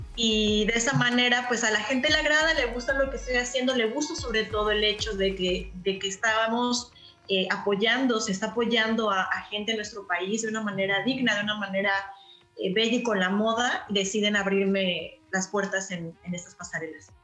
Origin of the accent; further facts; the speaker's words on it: Veracruz, Mexico; now in Canada; soy de Veracruz